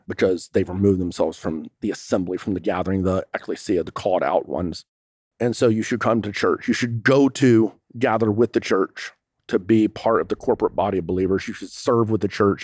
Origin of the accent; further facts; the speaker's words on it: United States; I'm an American